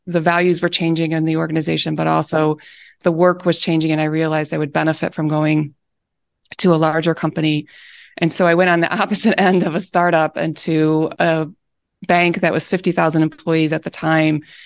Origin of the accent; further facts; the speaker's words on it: Michigan, United States; moved away as an adult; also born or lived in Chicago; I had never, uh, moved away from growing up in Michigan